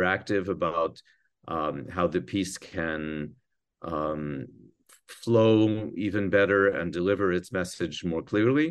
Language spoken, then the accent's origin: English; New Jersey, United States; moved away; I grew up in New Jersey